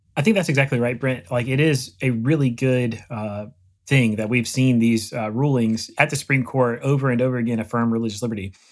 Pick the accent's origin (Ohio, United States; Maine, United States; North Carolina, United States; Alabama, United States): North Carolina, United States; Eastern; moved away; I grew up in Eastern North Carolina in A C C country